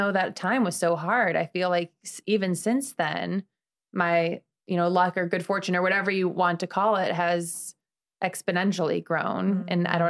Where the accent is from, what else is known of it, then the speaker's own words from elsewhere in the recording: Midwest, United States; But I'm from the Midwest.